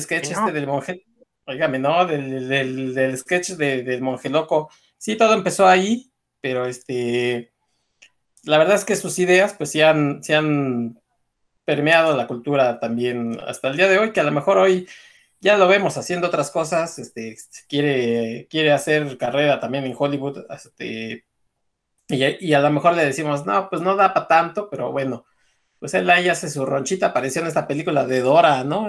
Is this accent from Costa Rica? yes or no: no; Mexico; cómo somos los mexicanos